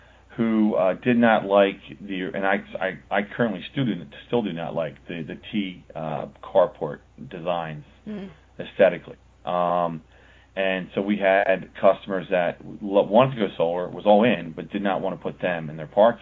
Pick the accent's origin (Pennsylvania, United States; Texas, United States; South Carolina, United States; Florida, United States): Pennsylvania, United States; Pennsylvania, which is my home state.